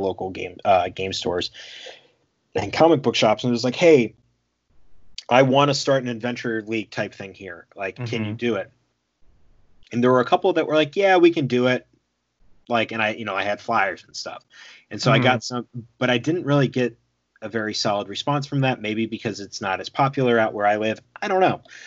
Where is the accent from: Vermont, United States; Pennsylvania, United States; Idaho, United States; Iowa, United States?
Pennsylvania, United States; Philadelphia; I'm from Philly